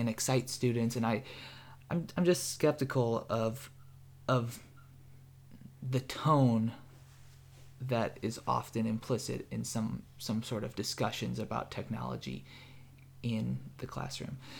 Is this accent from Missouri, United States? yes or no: yes; St. Louis, Missouri, United States; I'm from the Midwest, from Saint Louis, Missouri